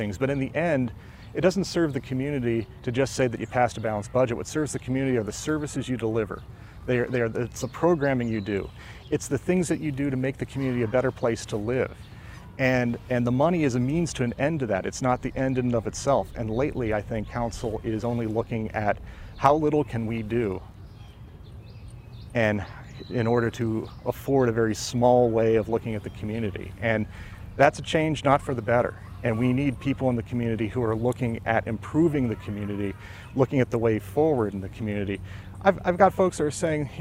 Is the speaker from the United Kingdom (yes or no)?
no; Ashtabula County and Mahoning County, Ohio, United States; now in Cleveland Heights, United States; I grew up in Ashtabula County and in Mahoning County